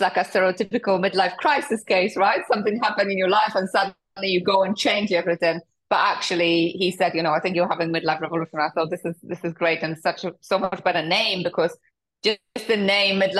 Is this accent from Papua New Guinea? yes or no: no; Poland; moved away; also born or lived in United Kingdom; I'm originally from Poland. I came to the UK 19 years ago